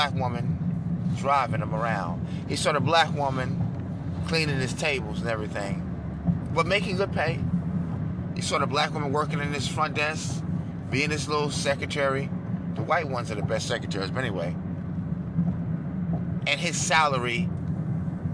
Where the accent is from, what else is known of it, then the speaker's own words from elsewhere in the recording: New York City, New York, United States; moved away as an adult; now in Texas, United States; I grew up in New York City as a liberal and a Democrat